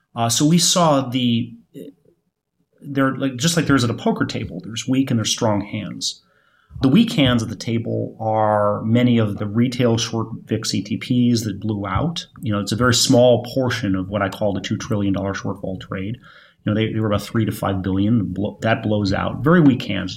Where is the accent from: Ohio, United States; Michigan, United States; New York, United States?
Michigan, United States; moved away; I'm from Michigan, uh, Michigan, where my, where my parents live